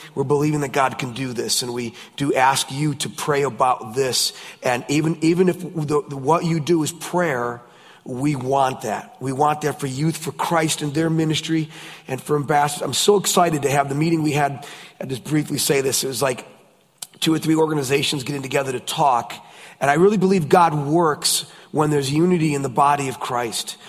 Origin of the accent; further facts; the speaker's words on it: United States; I'm from the States